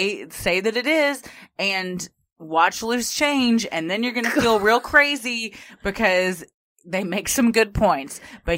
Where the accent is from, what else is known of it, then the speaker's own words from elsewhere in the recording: Texas, United States; We're from Texas, y'all.